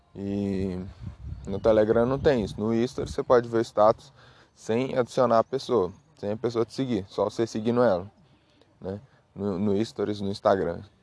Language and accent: Portuguese; Minas Gerais, Brazil; eu sou de Minas, Minas Gerais, né? Então aqui em Minas Gerais a gente tem esses costumes